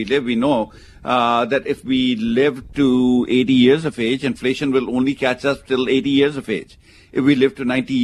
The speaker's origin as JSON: {"language": "English", "country": "India", "tie": "born or raised there", "moved": "yes", "lives_now": "United States", "said": "where I come from, where I was born in India"}